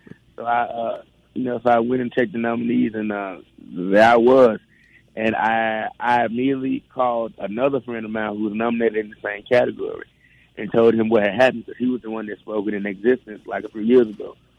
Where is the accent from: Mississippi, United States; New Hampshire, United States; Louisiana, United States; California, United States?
Mississippi, United States; Clarksdale; me coming from a historical town like Clarksdale